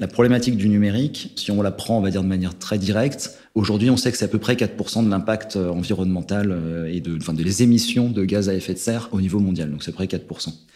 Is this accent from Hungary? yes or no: no; Haute-Savoie, Auvergne-Rhône-Alpes, France; je viens des montagnes, hein, je viens de Haute-Savoie